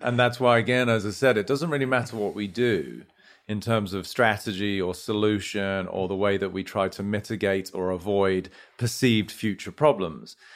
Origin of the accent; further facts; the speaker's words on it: United Kingdom; moved away as an adult; now in United States; as domicile Brit, you know, we were brought up in a sort of relatively reserved way